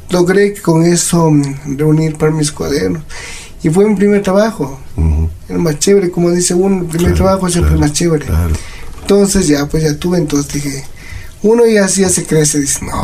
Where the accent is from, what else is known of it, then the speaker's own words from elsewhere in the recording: Quito, Pichincha, Ecuador; born there; Yo nací aquí en Quito